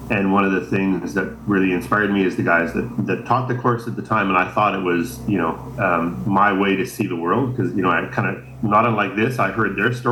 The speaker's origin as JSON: {"language": "English", "region": "Saskatchewan", "country": "Canada", "tie": "born or raised there", "moved": "yes", "lives_now": "British Columbia, Canada", "said": "I grew up in Saskatchewan, very flat"}